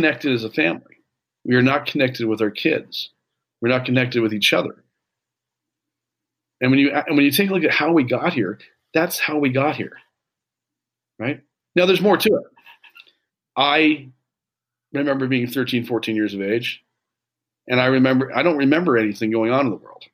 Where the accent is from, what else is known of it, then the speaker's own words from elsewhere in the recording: Canada; I grew up in Canada, we didn't have a lot